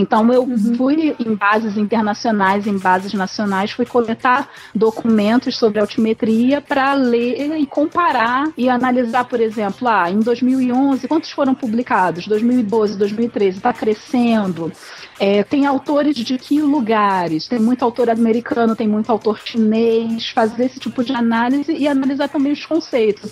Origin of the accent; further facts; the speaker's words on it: Rio de Janeiro, Brazil; eu sou aqui do Rio de Janeiro